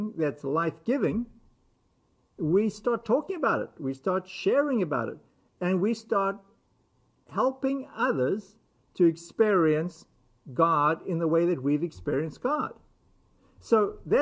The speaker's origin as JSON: {"language": "English", "country": "United States", "said": "we as American Christians"}